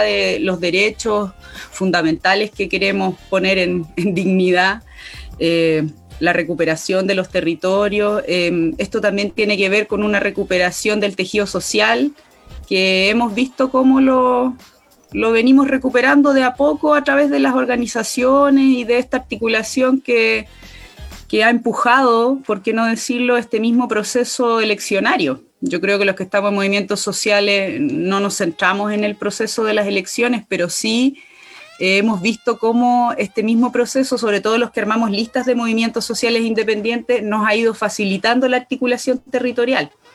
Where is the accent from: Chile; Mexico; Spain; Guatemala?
Chile; Catemu, Valparaíso; Soy de Catemu, Valle de la Concagua, quinta región interior